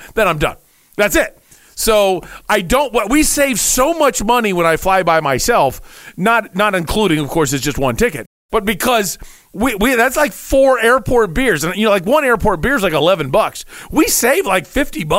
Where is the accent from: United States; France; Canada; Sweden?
United States; Dayton, Ohio; moved away as an adult; now in Arizona, United States; I'm from Dayton